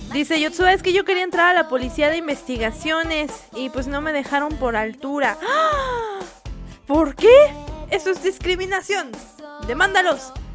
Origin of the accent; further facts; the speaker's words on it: Mexico; yo soy de México